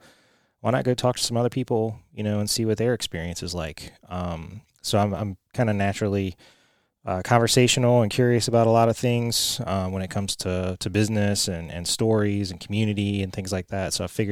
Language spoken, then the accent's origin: English; Richmond, Virginia, United States; So I'm from Richmond, and there's a ton of stuff going on here. Richmond has exploded in growth